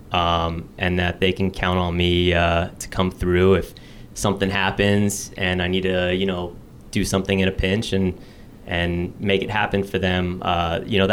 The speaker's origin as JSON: {"language": "English", "town": "Fort Lauderdale", "region": "Florida", "country": "United States", "tie": "born or raised there", "said": "I grew up in South Florida. I'm from Fort Lauderdale"}